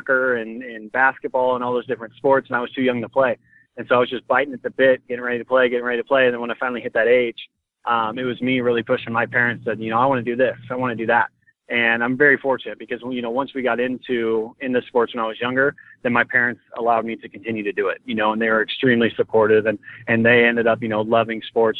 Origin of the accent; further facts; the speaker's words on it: Coeur d'Alene, Idaho, United States; I grew up in Coeur d'Alene